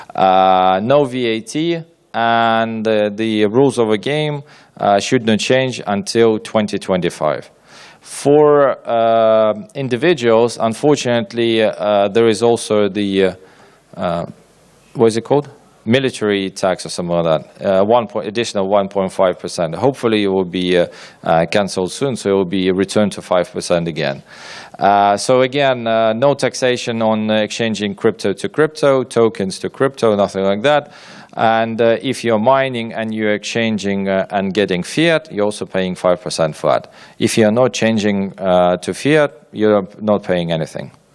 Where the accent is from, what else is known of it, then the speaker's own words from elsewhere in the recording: Ukraine; I'm from Ukraine